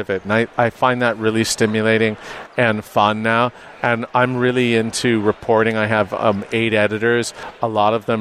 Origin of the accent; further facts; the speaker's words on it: Los Angeles, California, United States; moved away; I was born and raised in Los Angeles